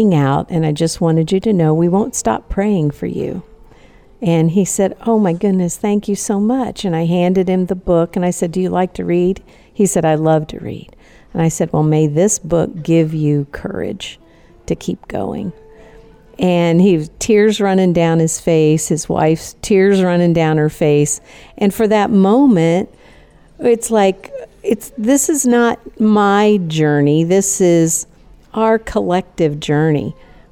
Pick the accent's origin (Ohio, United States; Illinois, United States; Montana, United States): Illinois, United States; Chicago; moved away; I grew up around Chicago